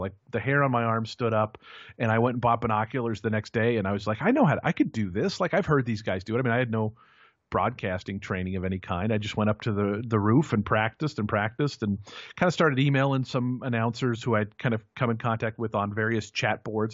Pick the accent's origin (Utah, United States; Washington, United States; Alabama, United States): Washington, United States; Seattle; I grew up outside of Seattle, Washington